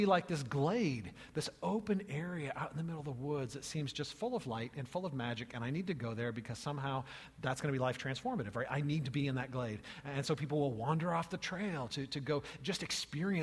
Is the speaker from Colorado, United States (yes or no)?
no; California, United States; as a child growing up in California